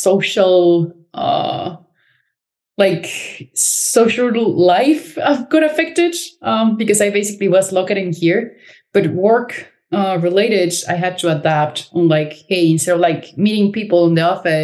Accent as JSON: {"language": "English", "town": "Cancun", "region": "Quintana Roo", "country": "Mexico", "moved": "as an adult", "lives_now": "Berlin, Germany", "said": "I am originally from Cancun, Mexico"}